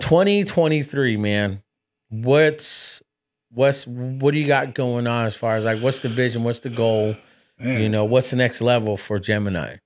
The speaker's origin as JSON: {"language": "English", "country": "United States", "tie": "born or raised there", "said": "I was born raised here in America"}